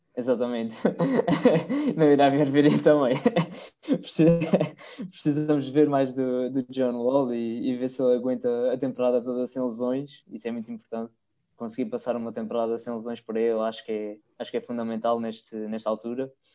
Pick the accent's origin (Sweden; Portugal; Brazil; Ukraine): Portugal; Terceira Island, Azores; eu sou da, da Ilha Terceira, dos Açores, e nós cá temos uma base aérea americana